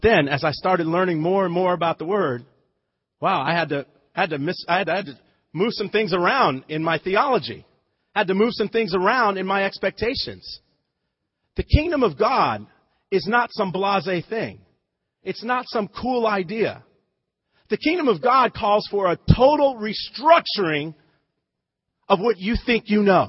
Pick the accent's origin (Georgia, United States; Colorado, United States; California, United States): California, United States; Lompoc; moved away as an adult; also born or lived in Malibu, California / Missouri; I grew up in Santa Barbara County. Okay, Lompoc, but it was still Southern California